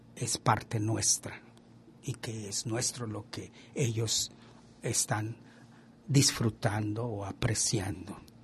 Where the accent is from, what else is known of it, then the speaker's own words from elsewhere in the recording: Mexico; Y yo como mexicano